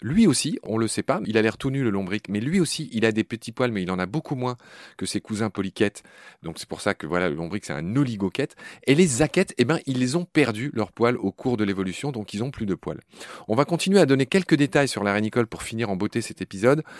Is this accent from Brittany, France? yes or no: no; Lorraine, Grand Est, France; je suis de l'autre côté, je suis de la Lorraine